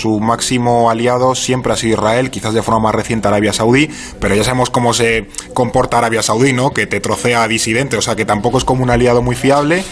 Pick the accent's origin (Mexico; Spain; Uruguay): Spain